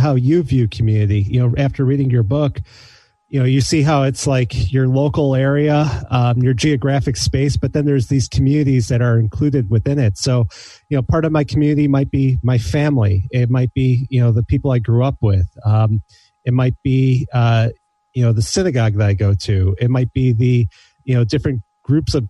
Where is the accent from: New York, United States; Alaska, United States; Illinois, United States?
Illinois, United States; Skokie; I grew up in Skokie, in the, you know, right by the Skev